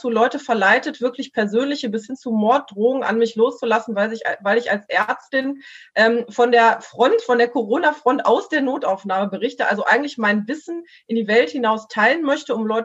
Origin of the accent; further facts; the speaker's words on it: Mülheim, North Rhine-Westphalia, Germany; dass hier jetzt in Mülheim, ich komme aus Mülheim, ähm, äh, die Altenheime geimpft worden sind